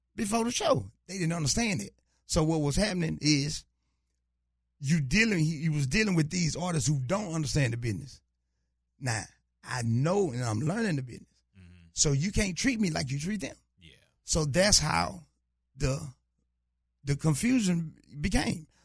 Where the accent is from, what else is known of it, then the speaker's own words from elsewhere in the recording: Louisiana, United States; now in Houston, United States; I'm originally from Louisiana, but I'm out of H Town